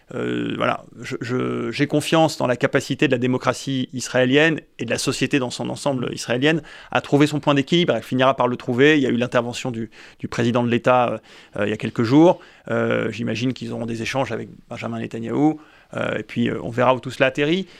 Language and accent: French; France; nous sommes des Français